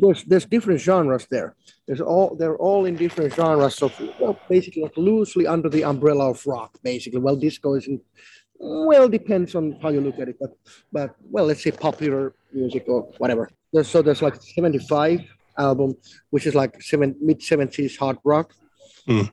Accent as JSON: {"language": "English", "country": "Finland", "first_language": "Finnish", "second_language": "English", "said": "not a native English speaking person, you know, my mother tongue was just Finnish"}